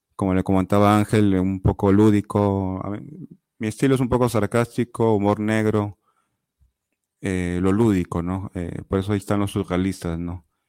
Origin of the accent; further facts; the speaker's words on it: Chiclayo, Lambayeque, Peru; moved away; also born or lived in Lima; soy de Chiclayo, es una ciudad al, al norte de Perú